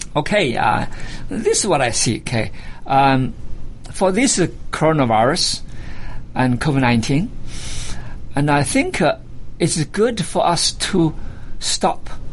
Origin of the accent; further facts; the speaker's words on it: China; moved away as an adult; now in United States; I was born in China, because this is my home for the last uh, 35 years.